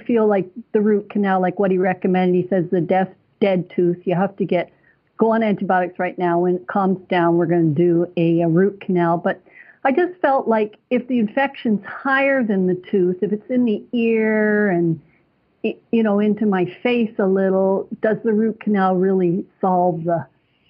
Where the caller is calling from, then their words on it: Toronto, Ontario, Canada; I'm calling from Toronto, Canada